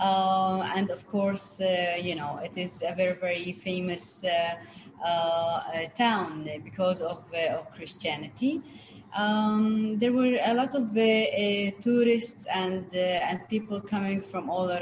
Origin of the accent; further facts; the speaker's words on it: Nazareth, Northern District, Israel; now in Nof HaGalil, Israel; I grew up in Nazareth, which is the largest Arab town in Israel.